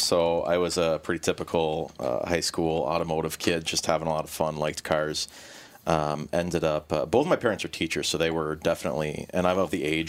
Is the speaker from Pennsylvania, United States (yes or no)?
no; Illinois, United States; married a Minnesota girl, 'cause I'm from Illinois, so here I am.